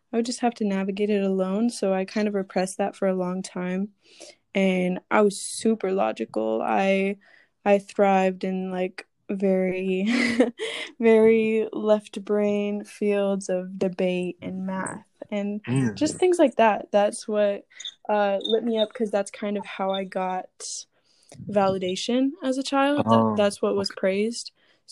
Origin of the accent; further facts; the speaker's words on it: Florida, United States; I grew up in Florida, so hot, humid, sunny